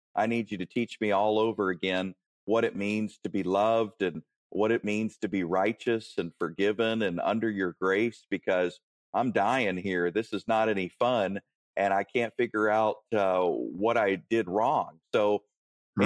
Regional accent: Warrenton, Virginia, United States; I grew up in Warrenton, Virginia, near near Manassas, uh, Gainesville, that that sort of area

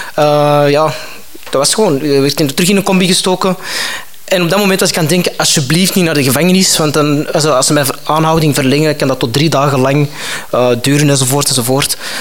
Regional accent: Antwerp, Flanders, Belgium; ik kom van Antwerpen. Uh, dus dat is zo over de Schelde

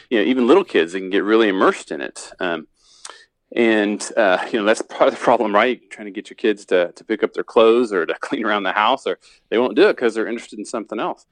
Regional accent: Indiana, United States; I'm from Indiana

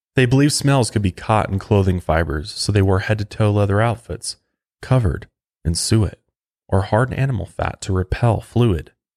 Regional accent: Colorado, United States; right here in my home state of Colorado

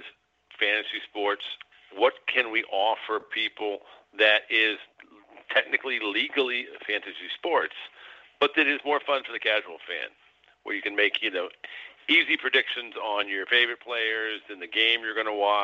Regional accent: Illinois, United States; I'm from Illinois

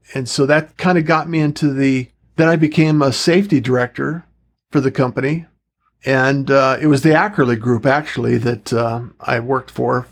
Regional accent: Utah, United States; moved away as an adult; also born or lived in Pacific Northwest; I actually grew up in Utah.

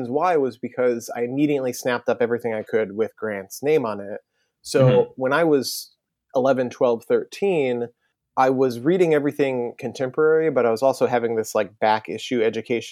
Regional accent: outside of Ann Arbor, Michigan, United States; moved away as an adult; now in New York, United States; I grew up outside of Ann Arbor

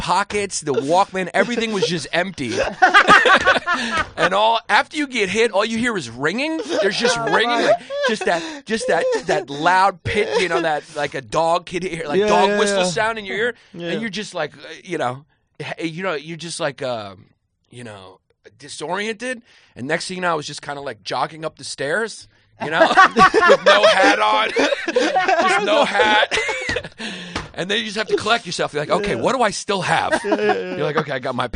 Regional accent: New York City, New York, United States; I grew up in Park Slope, Brooklyn

